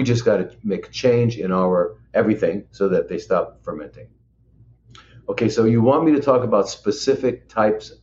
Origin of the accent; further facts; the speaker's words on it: Los Angeles, California, United States; I grew up in Hollywood